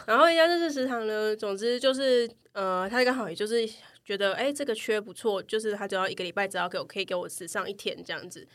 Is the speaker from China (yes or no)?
no; Taichung, Taiwan; now in Taipei, Taiwan; 我不是台北人，我是台中人